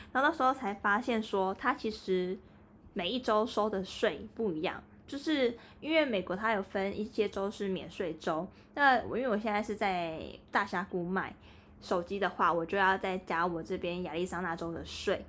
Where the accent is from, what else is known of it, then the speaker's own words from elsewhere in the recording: Taiwan; 我们台湾人其实应该说普遍都蛮喜欢喝水的